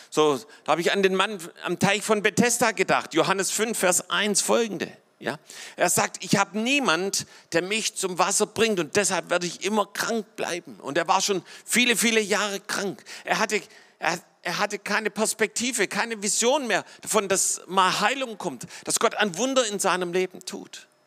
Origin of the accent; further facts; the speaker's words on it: Baden-Württemberg, Germany; So, ich bin selber hier im Schwabenland aufgewachsen und äh, und, und hier die Schwaben sind mal ein bisschen so kleinkariert und eng.